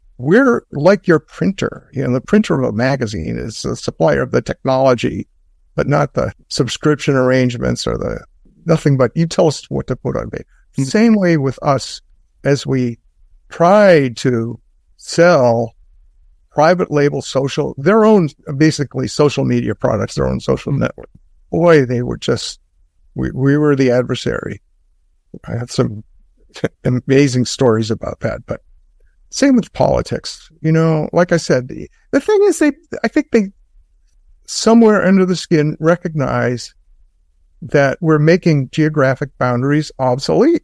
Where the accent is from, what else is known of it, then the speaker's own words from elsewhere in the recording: Boston, Massachusetts, United States; being a Bostonian.